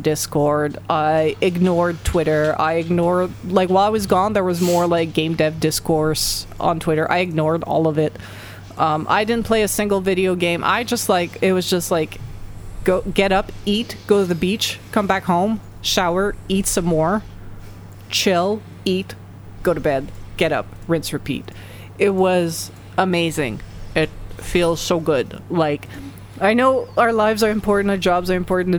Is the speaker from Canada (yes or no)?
yes; Montreal, Quebec, Canada; we're all from Montreal and this area